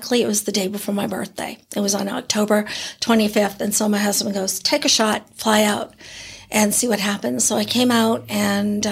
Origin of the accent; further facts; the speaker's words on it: New Hampshire, United States; also born or lived in California; now in East Bethany, United States; I grew up in New Hampshire in a town